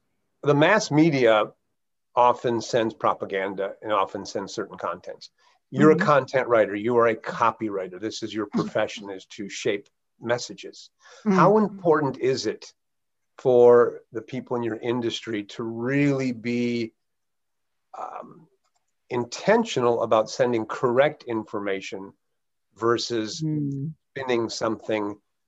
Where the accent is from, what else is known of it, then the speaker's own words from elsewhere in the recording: Russia; you've lived overseas and I was from Russia, so we have different times.